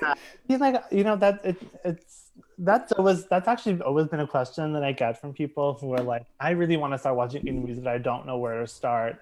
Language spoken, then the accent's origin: English; Charles County, southern Maryland, United States; moved away as an adult; now in New York City, United States; I was born in in Maryland, um, and I was uh, I was raised there. Uh, I grew up in this uh, in southern Maryland, in a uh, place called Charles County